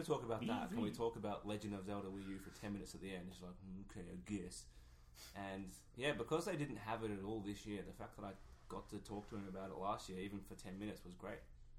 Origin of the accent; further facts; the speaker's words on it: Australia; we're pesky Australians.